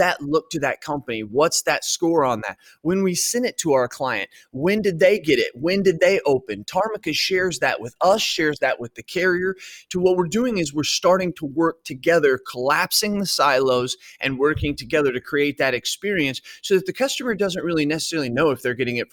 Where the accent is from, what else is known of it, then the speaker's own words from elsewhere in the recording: Centralia, Illinois, United States; also born or lived in Edwardsville, Illinois; I come from Centralia, Illinois.